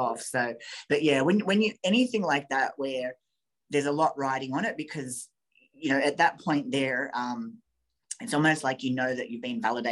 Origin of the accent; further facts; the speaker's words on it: Australia; we're both Australian